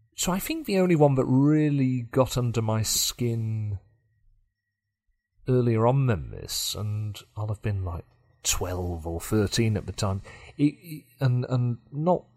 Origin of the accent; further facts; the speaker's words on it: Yorkshire and the Humber, United Kingdom; for me as a Yorkshireman